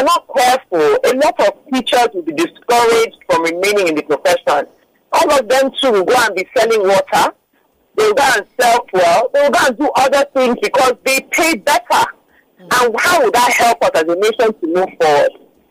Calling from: Lagos, Nigeria; I'm calling from Lekki.

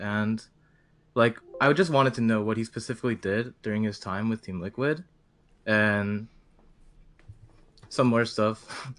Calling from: East Coast, United States; Oh, from the US East Coast.

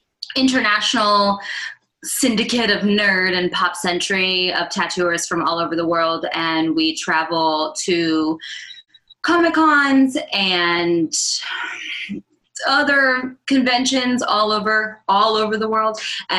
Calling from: Charleston, South Carolina, United States; I am from Charleston, South Carolina.

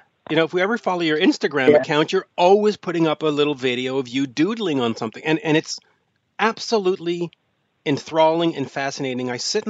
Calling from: Montreal, Quebec, Canada; I am calling from Montreal, Quebec, Canada.

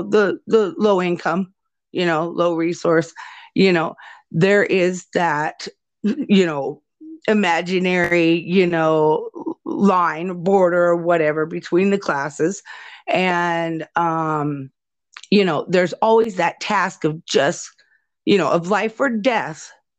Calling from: Nebraska, United States; especially where I'm speaking to you from, I'm speaking from Nebraska

